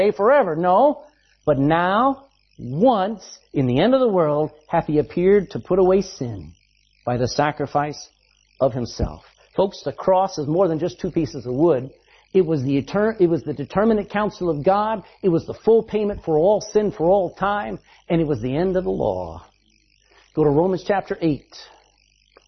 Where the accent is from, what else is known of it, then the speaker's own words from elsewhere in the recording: Texas, United States; I'm a Texan